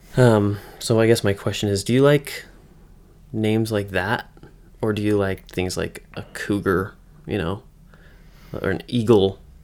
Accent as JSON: {"language": "English", "region": "Western Massachusetts", "country": "United States", "moved": "yes", "lives_now": "Utah, United States", "said": "I'm from Western Mass"}